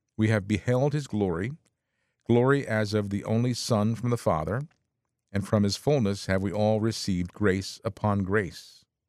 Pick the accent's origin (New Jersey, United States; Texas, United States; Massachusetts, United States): New Jersey, United States; Bergen County; I was born in Jersey City, 'cause we were, well, my family lived up in, in the Bergen County